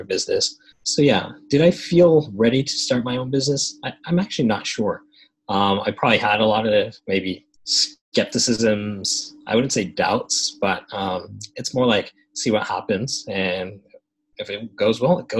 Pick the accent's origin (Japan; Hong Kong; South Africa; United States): Japan; I think as an international school kid, or growing up in Japan, going to schools like ASIJ, international schools